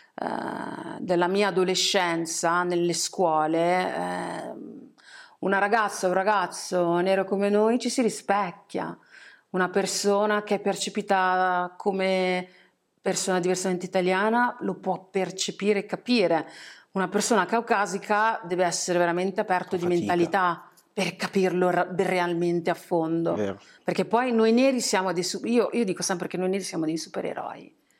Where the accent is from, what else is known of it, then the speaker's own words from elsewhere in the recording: Italy; essendo nata e cresciuta in Italia